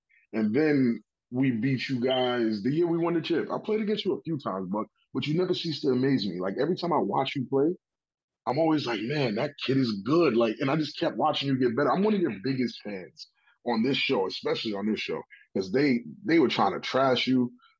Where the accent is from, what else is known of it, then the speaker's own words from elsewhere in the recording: New York, United States; I'm from New York, bro. I'm not from New Jersey.